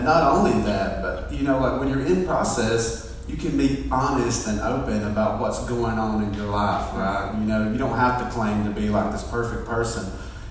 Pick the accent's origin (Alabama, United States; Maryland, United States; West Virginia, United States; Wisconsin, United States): Alabama, United States; Fort Payne; I grew up in Fort Payne, and we went to Mount Carmel Baptist Church